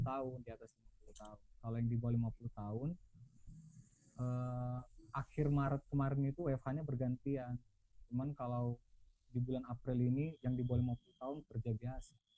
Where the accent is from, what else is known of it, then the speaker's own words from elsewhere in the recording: Pematangsiantar, North Sumatra, Indonesia; moved away; kita kan anak Siantar